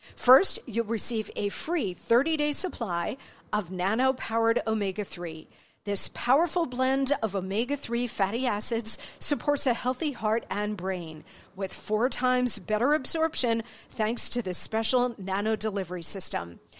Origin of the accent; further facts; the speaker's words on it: Arizona, United States; I am a native Arizonan. I was born in Arizona